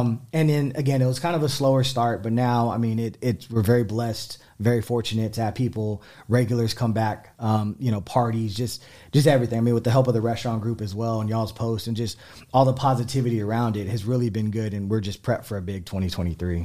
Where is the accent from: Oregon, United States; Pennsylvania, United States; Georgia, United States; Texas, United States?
Texas, United States; San Antonio; also born or lived in Houston; my parents are from San Antonio as well. Um, yeah, I mean, I love San Antonio. I grew up